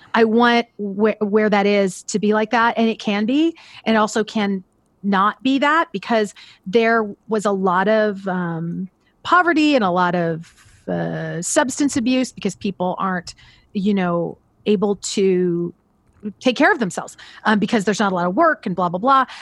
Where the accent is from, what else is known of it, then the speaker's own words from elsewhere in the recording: Central Valley of California, United States; also born or lived in Pasadena, California; now in Los Angeles, United States; I was born in Pasadena, California. And when I was about four, both my parents are teachers and uh, they got jobs uh, in the Central Valley of California